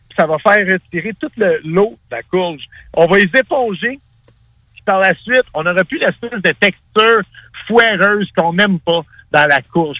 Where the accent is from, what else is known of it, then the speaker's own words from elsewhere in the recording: Montreal, Quebec, Canada; je suis un, un, gars qui a grandi dans, dans, les ruelles de l'Est de la ville à Montréal